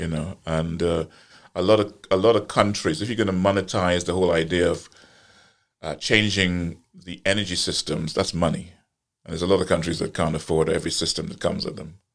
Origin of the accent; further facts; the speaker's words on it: Guyana; moved away; also born or lived in Trinidad; I was born in Guyana and, uh, but I have an apartment in Trinidad.